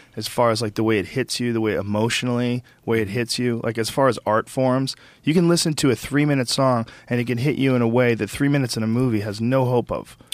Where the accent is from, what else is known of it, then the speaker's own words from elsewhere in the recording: Boston, Massachusetts, United States; also born or lived in New Jersey; I was born in New Jersey, and I grew up in Boston